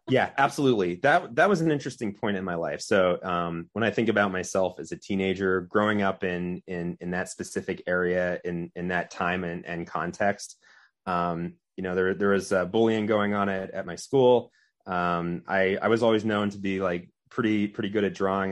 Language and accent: English; Orwigsburg, Pennsylvania, United States; also born or lived in Pottsville, Pennsylvania / Reading, Pennsylvania / Philadelphia, Pennsylvania; I grew up in Orenburg.